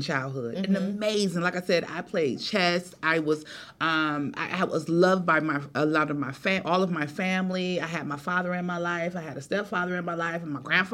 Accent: Cleveland, Ohio, United States; now in Atlanta, United States; I am originally from Cleveland, Ohio. I was born in Cleveland

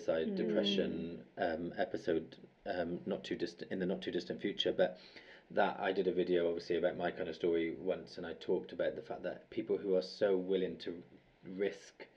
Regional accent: United Kingdom; as Brits

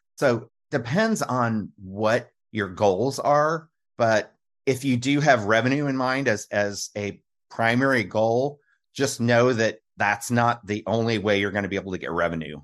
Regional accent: Kansas City, United States; I grew up in the Kansas City area

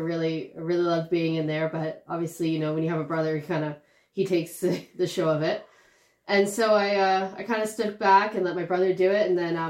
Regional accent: Toronto, Ontario, Canada; Yeah, I grew up out, in downtown Toronto. Then I moved out to the suburbs for a little bit.

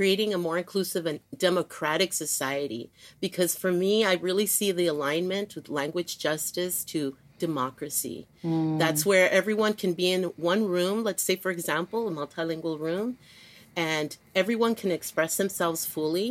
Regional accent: US–Mexico border, United States; growing up here in the U.S. and being born and raised, living on the border as well

